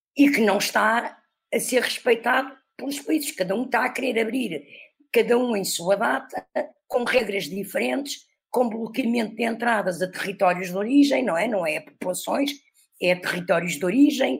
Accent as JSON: {"language": "Portuguese", "country": "Portugal", "said": "como nós, portugueses"}